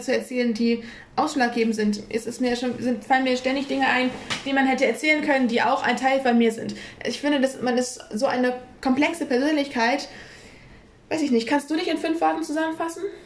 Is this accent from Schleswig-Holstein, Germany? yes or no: yes; Kiel, Schleswig-Holstein, Germany; ich identifiziere mich, wenn man jetzt so sagt, als Kielerin, weil ich bin hier in Kiel groß geworden